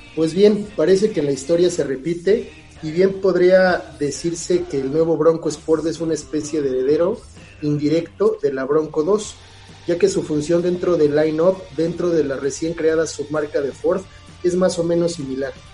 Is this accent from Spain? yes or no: no; Mexico; aquí en, nuestro país